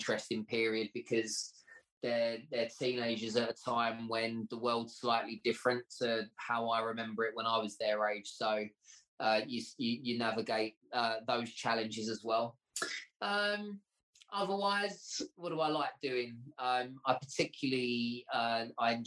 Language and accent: English; Essex, East of England, United Kingdom; my childhood growing up in Essex was an interesting one